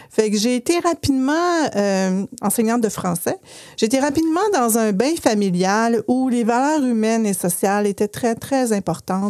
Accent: Chicoutimi, Quebec, Canada; now in Quebec City, Canada; je viens de Chicoutimi, mais j'habite bien Québec maintenant

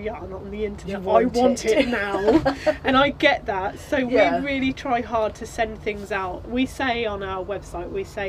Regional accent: Northampton, East Midlands, United Kingdom; I grew up in Northampton, and I met Marcus in Northampton

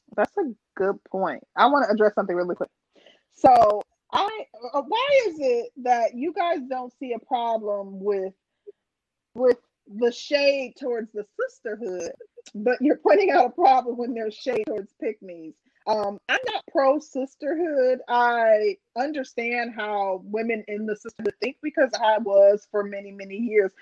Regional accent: Milwaukee, Wisconsin, United States; I'm from Milwaukee

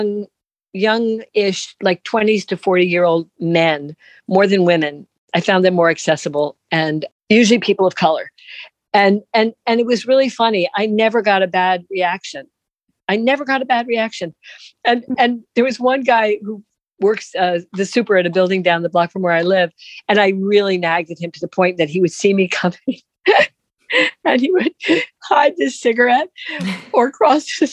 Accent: New York City, New York, United States; I'm a New Yorker

